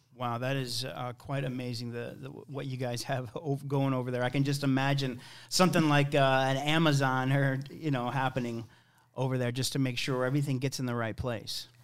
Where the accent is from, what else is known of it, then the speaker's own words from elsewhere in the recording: St. Louis, Missouri, United States; also born or lived in Wyoming; I'm from here. I'm from Saint Louis